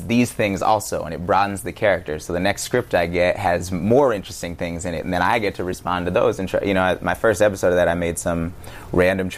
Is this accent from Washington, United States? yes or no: no; Berkeley, California, United States; I'm from Berkeley